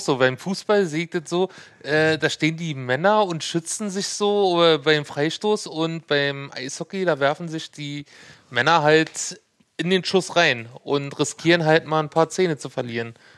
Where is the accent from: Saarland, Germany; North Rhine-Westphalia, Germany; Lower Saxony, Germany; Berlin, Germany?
Berlin, Germany; Hohenschönhausen; ich komme ja aus Hunschenhausen